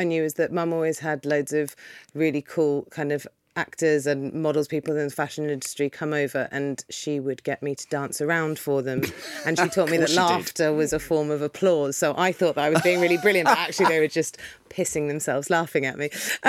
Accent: Primrose Hill, London, United Kingdom; You know, when I was growing up in Primrose Hill, we were like listening to loads of Britpop indie bands

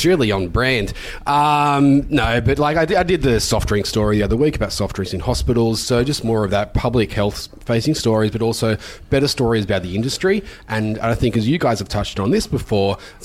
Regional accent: Newcastle, New South Wales, Australia; moved away; also born or lived in Brisbane; when I was growing up in Newcastle

